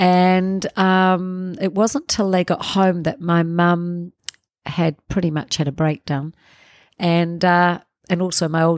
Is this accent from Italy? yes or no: yes; Cefalù, Sicily, Italy; born there; I was born in Sicily in a place called Cefalù.